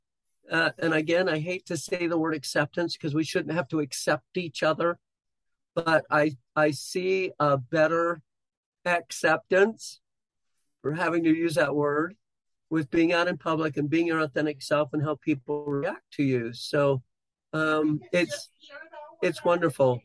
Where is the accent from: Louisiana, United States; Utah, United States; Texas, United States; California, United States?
Utah, United States; Bountiful; grew up in Bountiful, Utah, and I've lived in this same kind of general area my whole life